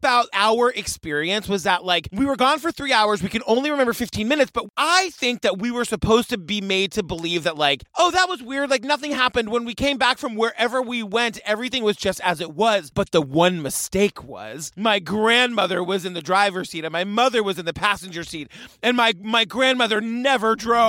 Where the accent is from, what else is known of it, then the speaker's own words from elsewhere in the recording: New England, United States; Like, I grew up in New England.